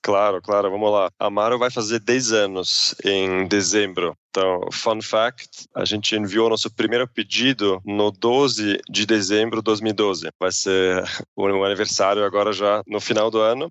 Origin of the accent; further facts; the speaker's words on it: Zurich, Switzerland; Portuguese is a second language; moved away as an adult; also born or lived in United States / England / New York; now in Brazil; sou suíço, sou de Zurique